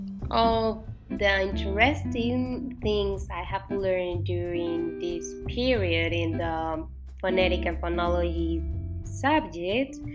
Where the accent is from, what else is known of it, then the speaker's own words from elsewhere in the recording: Venezuela; accent: Venezuelan Spanish; first language Spanish; English is a second language; in the Venezuelan Spanish, we only have the, or we only use the s sound